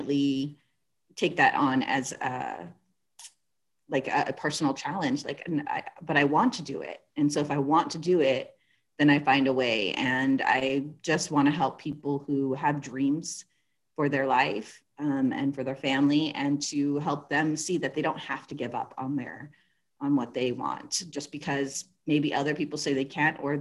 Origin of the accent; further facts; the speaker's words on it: California, United States; I'm originally from California.